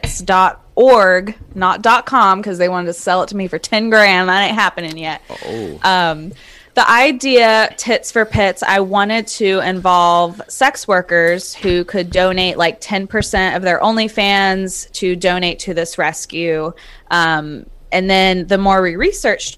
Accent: Charlotte, North Carolina, United States; also born or lived in small town near Wilmington, North Carolina; I was born and raised in Charlotte

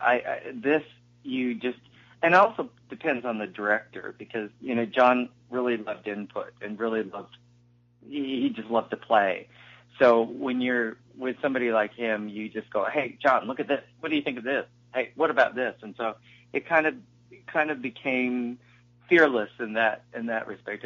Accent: Utah, United States; I was from Utah

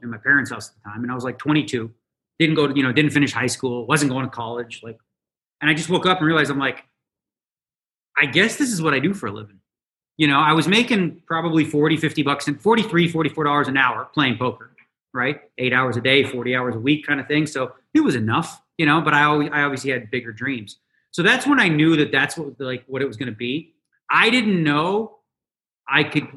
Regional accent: Toronto, Ontario, Canada; now in Las Vegas, United States; I grew up in Toronto, right? Born and raised.

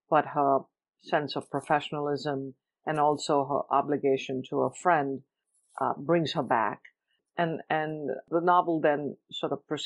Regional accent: Mumbai, Maharashtra, India; moved away as an adult; now in Cleveland, United States; I was born and raised in Bombay, India. I came to the U.S. when I was 21 to go to grad school to study journalism

